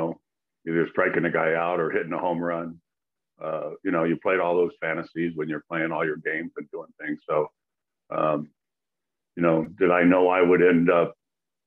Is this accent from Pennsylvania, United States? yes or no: no; Chicago, Illinois, United States; growing up in Chicago, you're watching the Cubs and the White Sox mostly